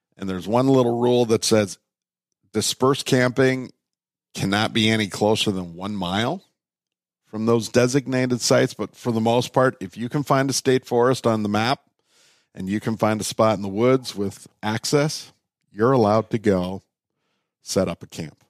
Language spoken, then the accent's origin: English; Minnesota, United States; also born or lived in Canada; I was born in Canada. They had a place on the Ottawa River in a logging town called Fort Collonge. And when they moved to Minnesota